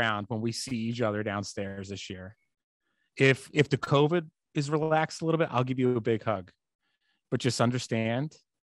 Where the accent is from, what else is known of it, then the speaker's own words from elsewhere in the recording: Boston, Massachusetts, United States; accent: Boston; my Boston accent almost kicked in there, by the way.